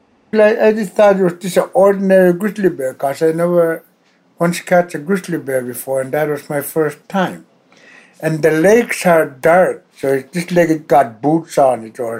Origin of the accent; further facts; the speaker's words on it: Canada; I was born in Lukakto in Igloo in April 1359. And I live in a small community of 400 and something people, and everybody knows everybody, pretty well related.